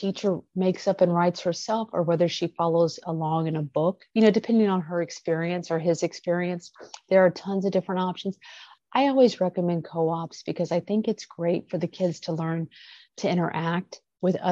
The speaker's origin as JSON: {"language": "English", "region": "Midwest", "country": "United States", "moved": "yes", "said": "I'm from the Midwest"}